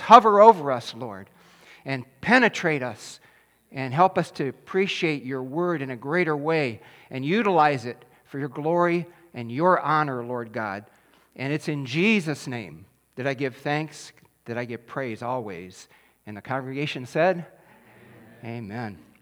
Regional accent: Taylor, Michigan, United States; I grew up in Taylor, Michigan

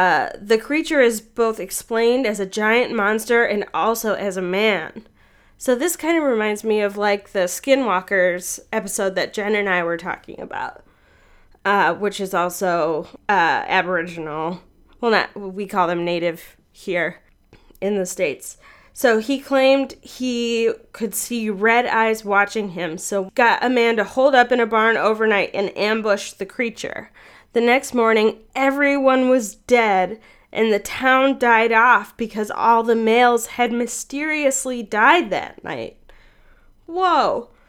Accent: Canada; now in Saskatchewan, Canada; So I'm from Canada, currently living in Saskatchewan, but my mother lives in Alberta on a farm in the smallest town ever called Lacourie.

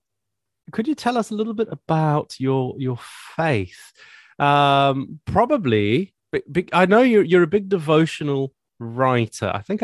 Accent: Zimbabwe; accent: Zimbabwean; now in United Kingdom

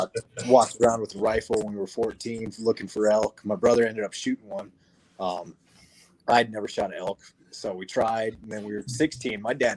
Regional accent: Cody, Wyoming, United States; So one of my earliest memories growing up, I was born outside of Cody, Wyoming, up north.

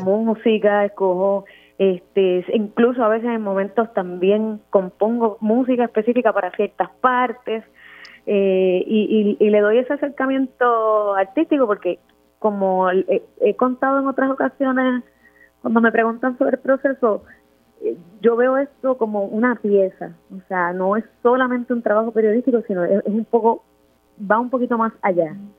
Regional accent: Luquillo, Puerto Rico; Yo soy del área este, yo soy de Luquillo

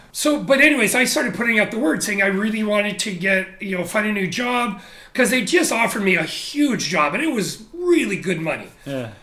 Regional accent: Canada; moved away as an adult; also born or lived in Japan; now in Shanghai, China; growing up in Canada

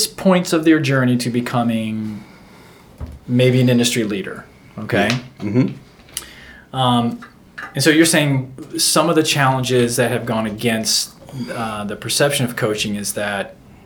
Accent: Florida, United States; I'm from Florida

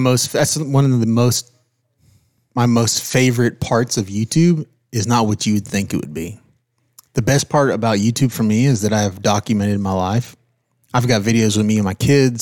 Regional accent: California, United States; moved away; Born and raised in California.

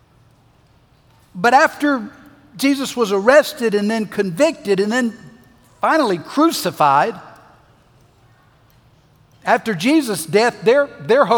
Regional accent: the South, United States; We grew up in the South.

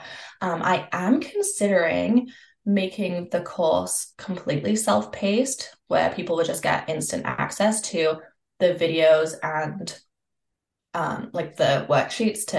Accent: Canada; I'm from Canada

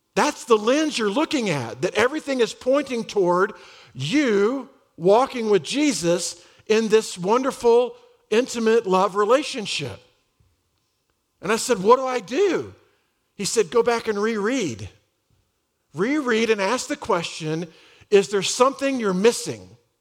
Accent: Dallas, Texas, United States; I grew up in Dallas, uh, in the Republic of Texas.

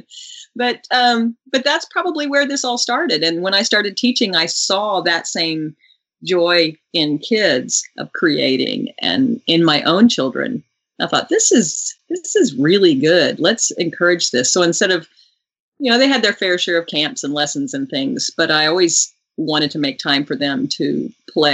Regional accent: Houston, Texas, United States; also born or lived in Midland, Texas; When we moved from Midland, we moved to Houston, Texas, where I ended up singing in a choir

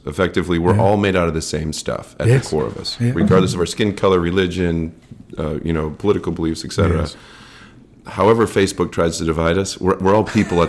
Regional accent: United States; growing up in America

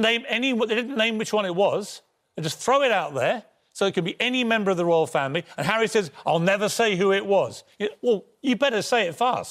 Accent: Ireland; now in London, United Kingdom; I'm an Irishman

